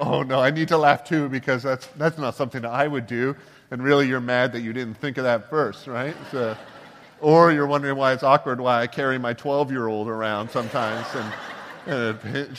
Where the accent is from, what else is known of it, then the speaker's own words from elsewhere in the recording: Canada; growing up in Canada